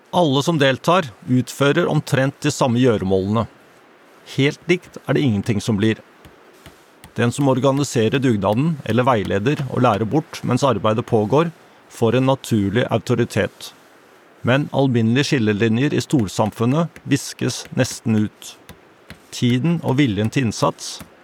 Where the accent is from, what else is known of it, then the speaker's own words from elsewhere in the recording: Norway; Som nordmenn flest